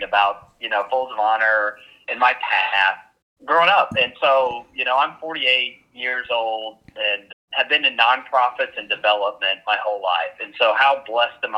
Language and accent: English; Oklahoma, United States; I'm from Oklahoma